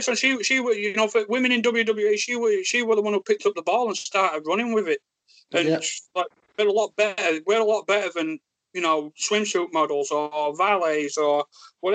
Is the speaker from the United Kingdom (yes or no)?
yes; Yorkshire and the Humber, United Kingdom; accent: Yorkshire; stupid Yorkshire accent